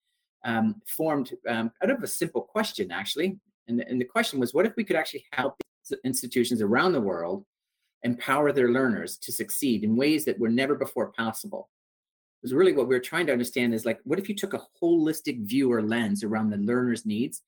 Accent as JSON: {"language": "English", "town": "Toronto", "region": "Ontario", "country": "Canada", "said": "Originally, I'm from Toronto in Canada"}